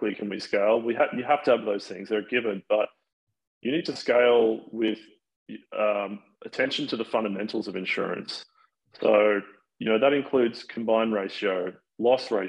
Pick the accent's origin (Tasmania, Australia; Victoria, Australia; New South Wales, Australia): New South Wales, Australia; Sydney; now in United States; I am originally from Sydney, Australia.